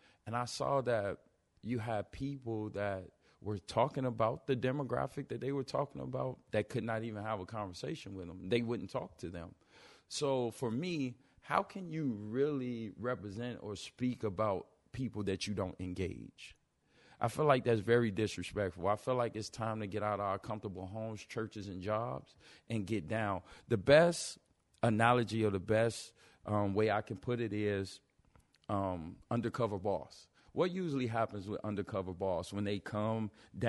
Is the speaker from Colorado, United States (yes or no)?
no; Chicago, Illinois, United States; we're from Chi-Rack